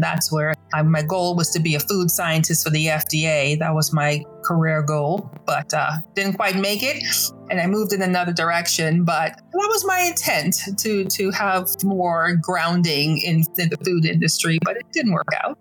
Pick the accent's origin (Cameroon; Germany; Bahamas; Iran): Bahamas; Nassau, New Providence; now in United States; I'm originally from Nassau, Bahamas